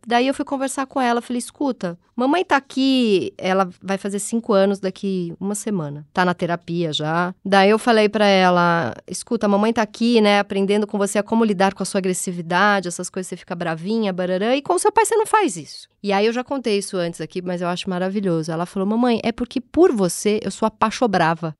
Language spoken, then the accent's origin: Portuguese; São Paulo, Brazil; Eu nasci lá na Zona Leste, Tatuapé, família bem pouco intelectualizada